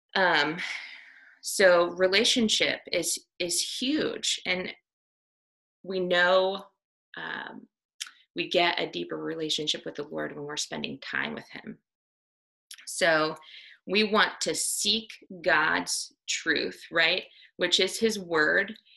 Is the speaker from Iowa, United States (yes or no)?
yes; Iowa, United States; I grew up in Iowa on a dairy farm